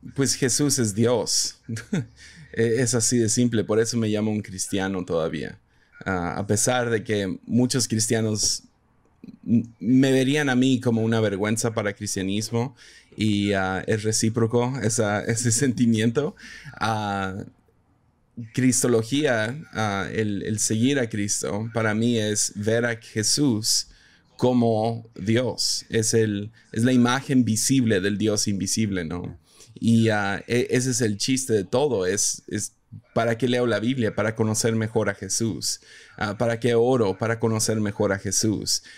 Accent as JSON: {"language": "Spanish", "town": "Mazatlán", "region": "Sinaloa", "country": "Mexico", "tie": "born or raised there", "moved": "yes", "lives_now": "Tepic, Mexico", "said": "crecí en Mazatlán, entonces ahí decíamos chilo"}